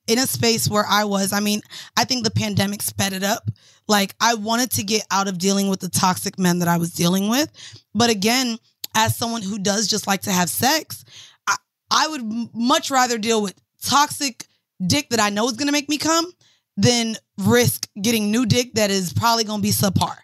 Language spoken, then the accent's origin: English; Florida, United States; I'm from Florida